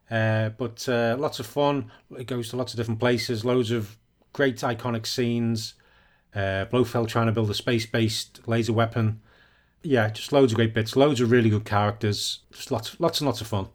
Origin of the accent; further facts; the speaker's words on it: United Kingdom; I'm a, I'm a British.